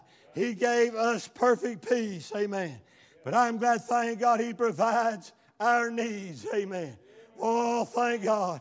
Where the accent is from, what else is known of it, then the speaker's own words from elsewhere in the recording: United States; I was born in America